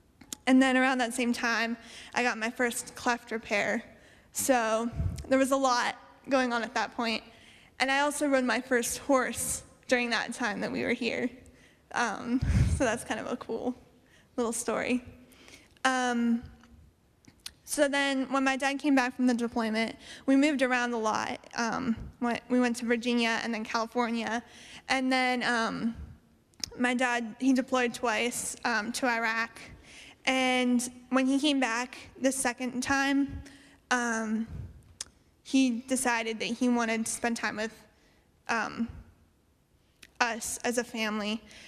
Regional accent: Okinawa, Japan; born there; So I was born in Okinawa, Japan, while my dad was stationed over there with the Marine Corps.

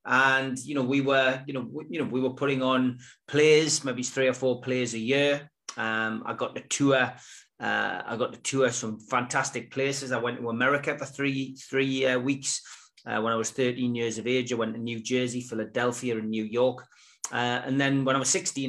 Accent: Gateshead, North East England, United Kingdom; also born or lived in South Shields; I always lived on the banks of the Tyne, but on the Gateshead side. I had a great childhood

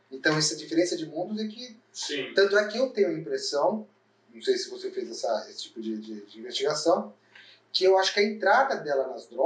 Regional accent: São Paulo, Brazil; fui criado em São Paulo, fui de São Paulo

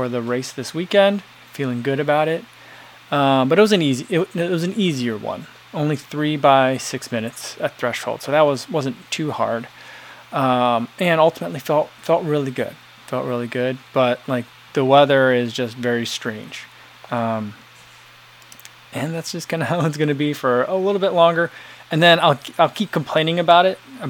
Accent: East Coast, United States; now in Chicago, United States; growing up on the East Coast

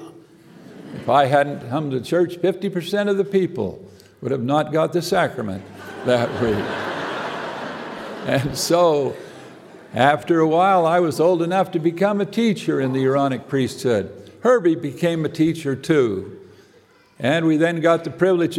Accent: American Fork, Utah, United States; I grew up in American Fark, Utah

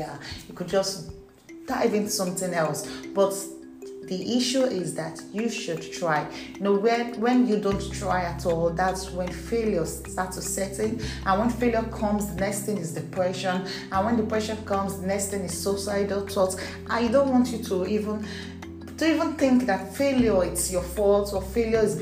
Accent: Nigeria; English is a second language; I wasn't born English. I'm actually Nigerian. So please expect a little hiccups in my English

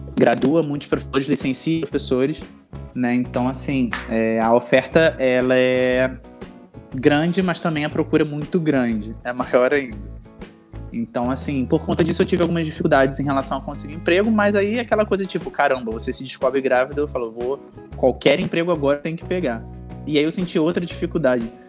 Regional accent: Rio de Janeiro, Brazil; eu sou carioca, eu tenho 31 anos.

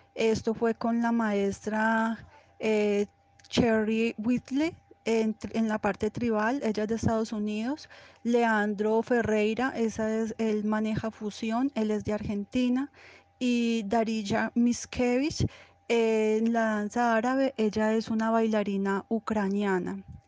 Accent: Envigado, Antioquia, Colombia; Nací en Envigado.

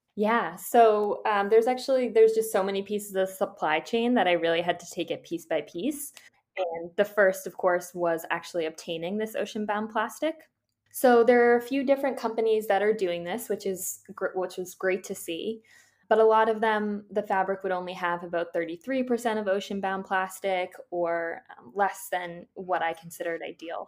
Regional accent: Boston, Massachusetts, United States; I'm from Boston, Massachusetts.

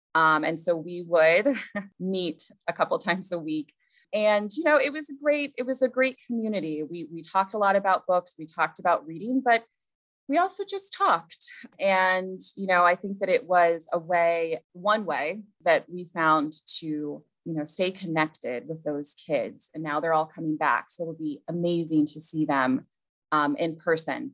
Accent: Central Ohio, United States; moved away as an adult; now in Mamaroneck, United States; grew up in Central Ohio

